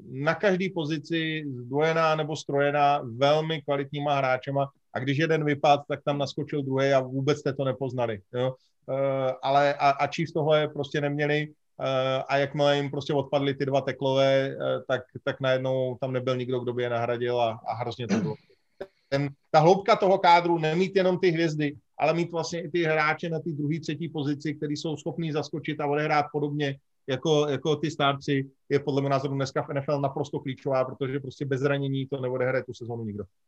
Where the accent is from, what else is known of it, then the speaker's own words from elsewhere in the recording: Bohemia, Czechia; u nás v Čechách